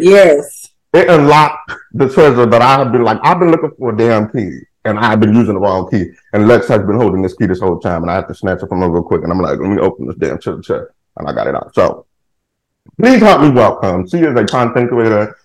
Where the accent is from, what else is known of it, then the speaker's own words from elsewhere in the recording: Houston, Texas, United States; I live in Texas. I'm from Houston, Texas